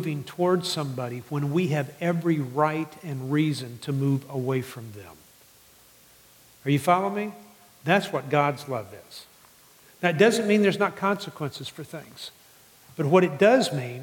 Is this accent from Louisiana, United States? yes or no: yes; New Orleans, Louisiana, United States; moved away; I grew up in New Orleans